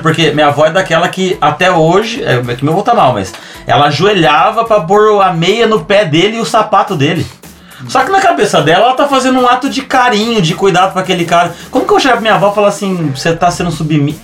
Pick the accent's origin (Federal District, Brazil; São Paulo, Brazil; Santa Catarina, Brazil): São Paulo, Brazil; São José do Rio Preto; also born or lived in Rio Grande do Sul; eu sou natural de São José do Rio Preto, que é uma cidade do interior de São Paulo.